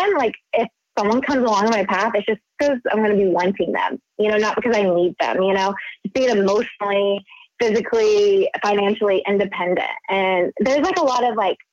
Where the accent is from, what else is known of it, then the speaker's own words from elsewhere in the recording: the South, United States; moved away as an adult; now in Los Angeles, United States; growing up in the South, like my parents got married young